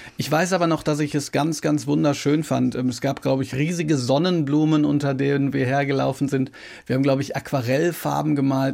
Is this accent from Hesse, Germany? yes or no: no; Ruhr area, North Rhine-Westphalia, Germany; now in Baden, Germany; ich wohne ja im Badischen, ich komme aus dem Ruhrgebiet.